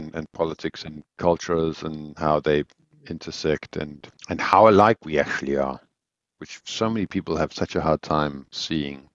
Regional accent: South Africa; moved away; also born or lived in Mauritius / Swaziland; I grew up in South Africa. Or a lot of my youth. I was always in Mauritius and Swaziland.

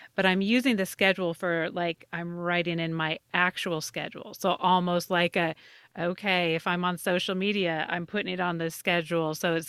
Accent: Southern Idaho, United States; I grew up in Southern Idaho, so not too far from Salt Lake, just straight up from Salt Lake, about 3 hours. But my parents are both from Chicago.

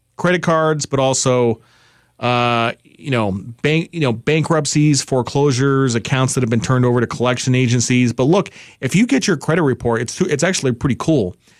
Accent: New York, United States; I'm from New York

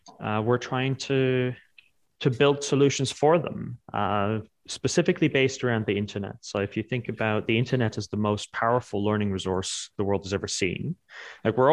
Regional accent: Netherlands; also born or lived in New York; now in London, United Kingdom; So I am Dutch.

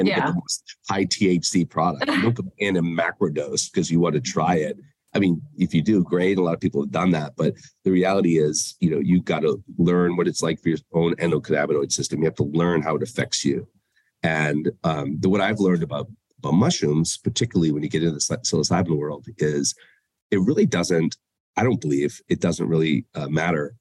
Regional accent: Boston, Massachusetts, United States; moved away; also born or lived in Denver; my hometown of Boston

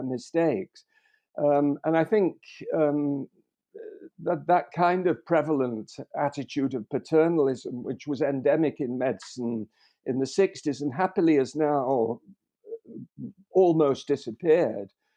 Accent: Liverpool, North West England, United Kingdom; born in Liverpool

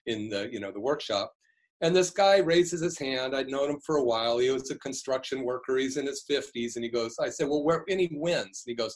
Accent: Berkeley, California, United States; I grew up in Berkeley in the 60s

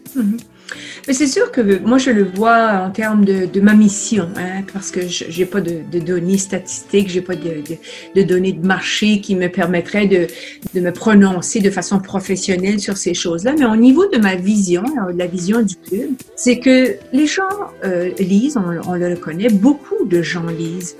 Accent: New Brunswick, Canada; first language French; moved away as an adult; also born or lived in Ottawa; now in Montreal, Canada; Je suis originaire euh, d'une province à l'est du Québec qui s'appelle le Nouveau-Brunswick. Euh, je suis francophone du Nouveau-Brunswick

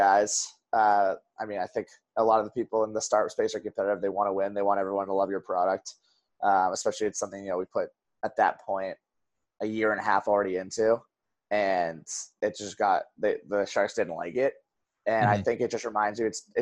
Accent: Wellesley, Massachusetts, United States; also born or lived in Boston, Massachusetts; So I grew up in Wellesley

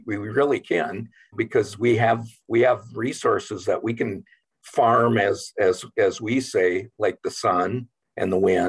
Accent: Morris, Minnesota, United States; I actually grew up in Morris and I'm a graduate from the University of Minnesota Morris

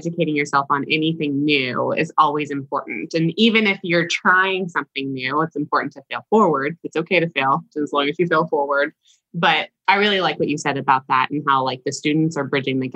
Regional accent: Huntsville, Alabama, United States; I'm from Huntsville, Alabama, which has a research and development base

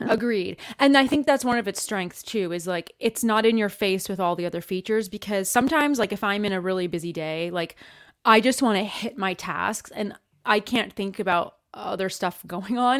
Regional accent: Canada; moved away; I'm Canadian, and I'm originally from Canada

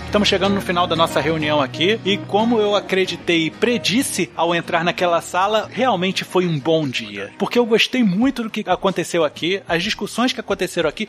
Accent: Brazil; eu falo como brasileiro

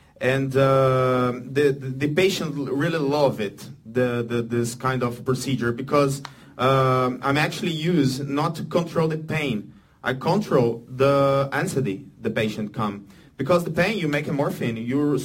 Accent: Brazil; English is a second language; I'm from Brazil, so my English is not so good

